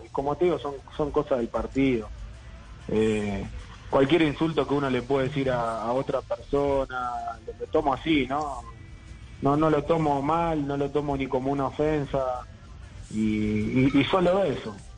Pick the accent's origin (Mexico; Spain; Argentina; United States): Argentina; now in Bolivia; como argentino